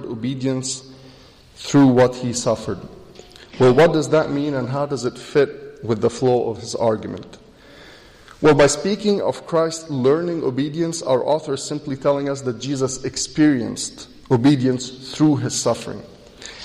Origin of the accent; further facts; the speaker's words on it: Egypt; now in United States; I was born in Egypt, which makes me Egyptian by birth. Later in life, I moved to the U.S. and I became an American citizen.